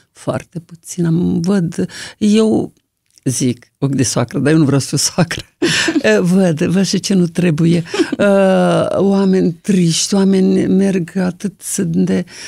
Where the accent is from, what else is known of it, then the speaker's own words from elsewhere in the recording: Toporivtsi, Chernivtsi Oblast, Ukraine; now in Romania; am văzut lumina zilei dincolo de Sărma Ghimpata. Topărăuț se numește localitatea, acum nu se mai numește așa, Topăruica